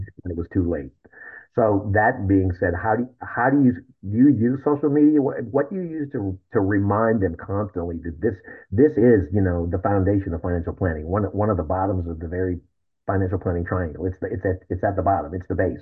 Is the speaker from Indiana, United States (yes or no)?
no; Algona, Iowa, United States; moved away; a friend of mine that I grew up with in Algona, Iowa.